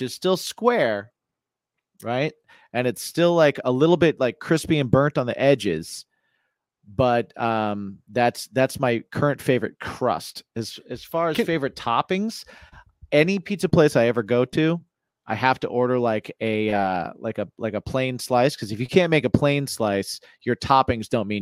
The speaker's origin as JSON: {"language": "English", "region": "Indiana", "country": "United States", "tie": "born or raised there", "moved": "yes", "lives_now": "New York, United States", "said": "I grew up in Indiana, which was just where I grew up was 2 hours south of Chicago and 2 hours north of Indianapolis"}